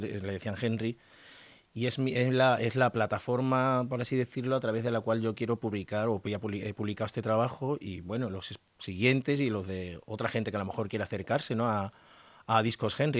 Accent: Extremadura, Spain; por tierras extremeñas, por mi tierra

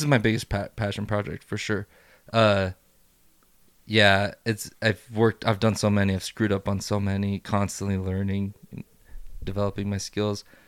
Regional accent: Idaho, United States; also born or lived in Juarez, Mexico; I'm freaking born and raised in Idaho, except for the couple years that we went back to Juarez.

